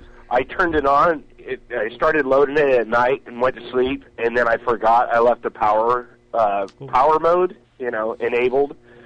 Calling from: California, United States; It's … calling from California.

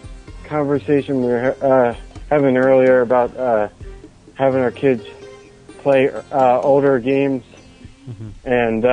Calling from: Maryland, United States; It's … from Maryland.

